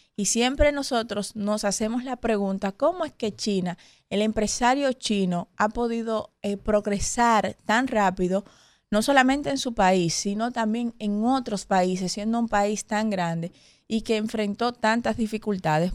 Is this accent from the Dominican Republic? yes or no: yes; Dominican Republic; nosotros como dominicanos